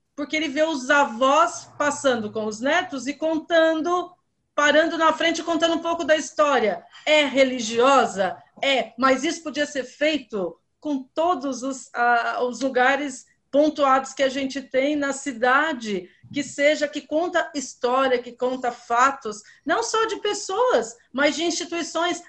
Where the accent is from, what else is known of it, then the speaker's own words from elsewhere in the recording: Minas Gerais, Brazil; o Pelé nasceu no meu estado. Eu sou mineira